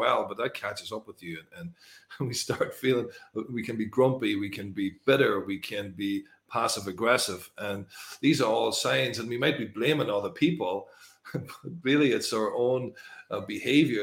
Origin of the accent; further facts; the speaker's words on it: Northern Ireland, United Kingdom; moved away; I came from Northern Ireland, which is a sort of war zone in a way. It was a lot of troubles there for many years